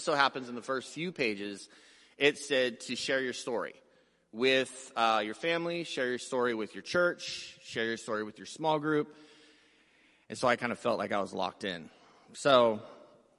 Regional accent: San Diego, California, United States; We grew up poor in City Heights, San Diego

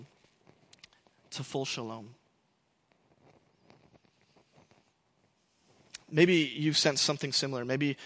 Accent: United States; we, as Americans and as English speakers

